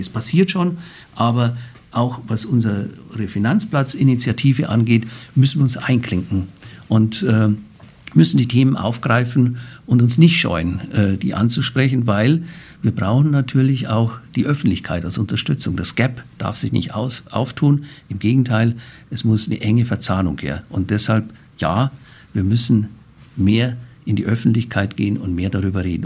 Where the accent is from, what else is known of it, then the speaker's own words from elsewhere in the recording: Bavaria, Germany; accent: Bavarian dialect; now in Frankfurt, Germany; aus Bayern kommend, wie Sie an meinem Dialekt hören